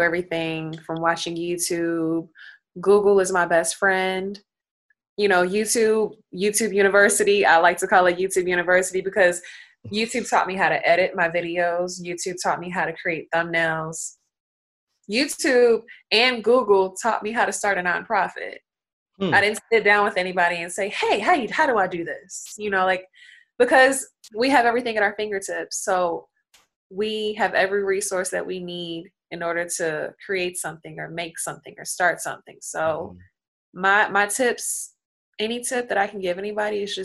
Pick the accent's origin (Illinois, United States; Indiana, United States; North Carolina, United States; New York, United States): Indiana, United States; Gary; I grew up in Miller, but Miller is Gary, Indiana.